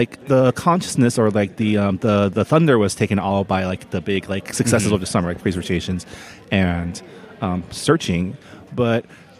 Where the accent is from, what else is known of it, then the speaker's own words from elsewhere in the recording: San Gabriel, California, United States; Very much San Gabriel.